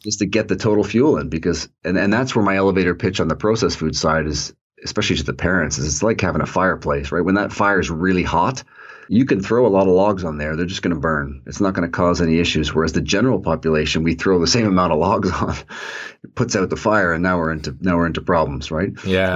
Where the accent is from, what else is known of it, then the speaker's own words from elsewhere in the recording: Toronto, Ontario, Canada; I grew up in Toronto